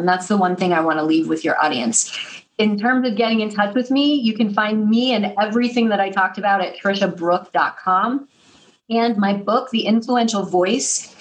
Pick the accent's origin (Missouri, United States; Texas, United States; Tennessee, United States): Missouri, United States; now in New York City, United States; I'm from Missouri. I live in New York City across from Alvin Ailey Dance Theater, but I'm from Missouri. And what that means is that I'm a Midwestern girl.